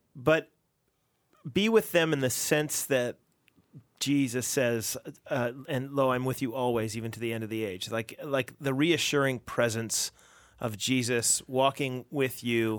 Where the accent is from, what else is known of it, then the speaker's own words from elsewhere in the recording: United States; now in Canada; as an American speaking